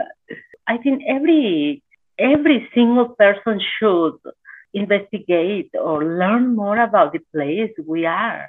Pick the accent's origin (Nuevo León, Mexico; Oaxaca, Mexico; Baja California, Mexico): Oaxaca, Mexico; La Mixteca; moved away; I'm from Mexico, from Oaxaca, from La Mixteca